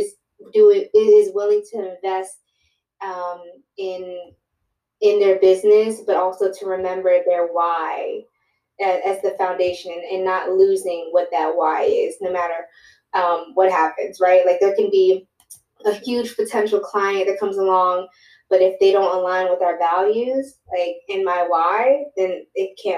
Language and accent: English; Fort Washington, Maryland, United States; moved away as an adult; now in New York City, United States; I'm originally from Prince George's County in Fort Washington